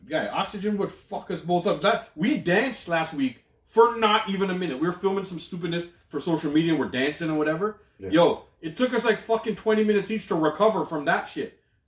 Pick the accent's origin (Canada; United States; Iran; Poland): Canada; Toronto, Ontario; I grew up in Malvern.